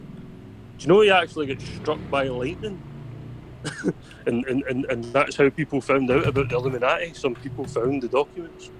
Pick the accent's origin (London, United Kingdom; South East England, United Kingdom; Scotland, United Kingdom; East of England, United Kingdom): Scotland, United Kingdom; I'm Scottish